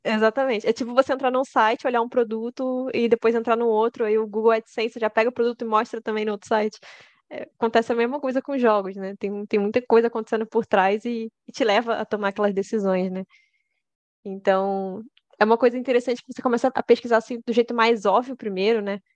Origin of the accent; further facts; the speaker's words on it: Rio de Janeiro, Brazil; E eu sou do Rio de Janeiro.